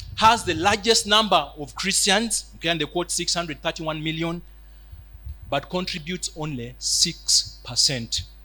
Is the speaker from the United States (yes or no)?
no; Uganda